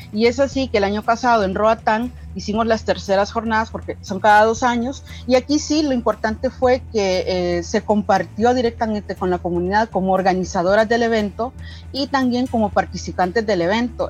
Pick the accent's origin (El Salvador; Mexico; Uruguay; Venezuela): El Salvador; soy afro salvadoreña